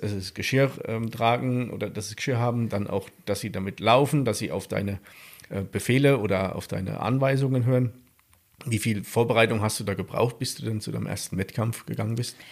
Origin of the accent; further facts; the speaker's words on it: South Thuringia, Germany; in Südthüringen, da wo ich herkomme